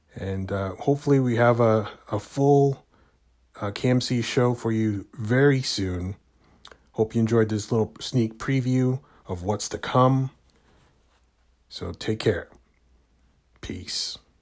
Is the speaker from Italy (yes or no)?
no; Canada; I'm from Canada